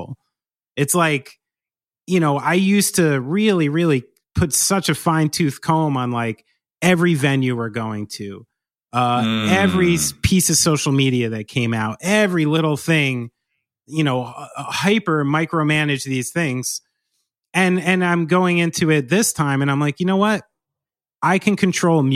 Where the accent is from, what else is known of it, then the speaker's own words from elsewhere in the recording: New Jersey, United States; growing up in Central and North Jersey